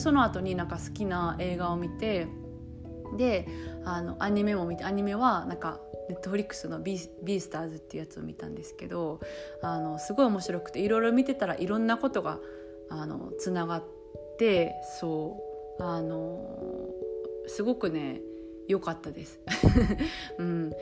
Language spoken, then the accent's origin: Japanese; Japan; moved away as an adult; now in France; 日本生まれ、日本育ちの私